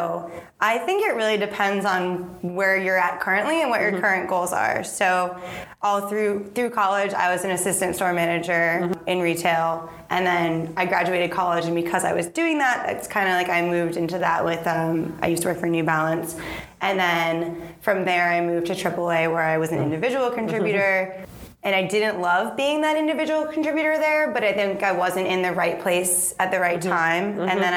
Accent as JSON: {"language": "English", "region": "New Hampshire", "country": "United States", "tie": "born or raised there", "said": "I grew up in New Hampshire, so I worked at a feed store."}